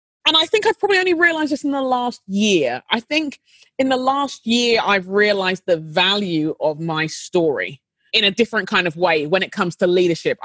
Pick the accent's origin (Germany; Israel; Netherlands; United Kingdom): United Kingdom; London; moved away as an adult; now in United States; I grew up in London, in an inner city part of London